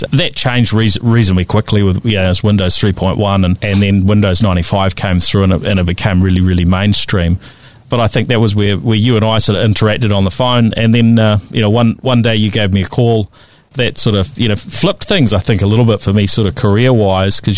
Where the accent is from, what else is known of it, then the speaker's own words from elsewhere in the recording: Christchurch, Canterbury, New Zealand; growing up in Riccarton in Christchurch